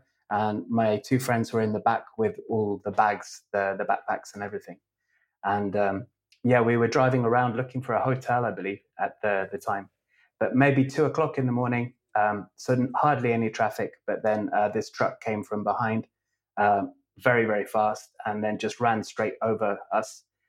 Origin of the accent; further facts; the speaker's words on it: England, United Kingdom; also born or lived in Scotland; I was born in Scotland and I lived there until I was five. And then we moved to England to about three or four different places as I was growing up.